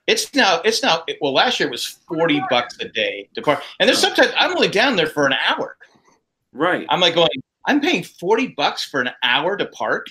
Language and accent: English; San Diego, California, United States; growing up in Cal, you know, San, San Diego, it's sunny year round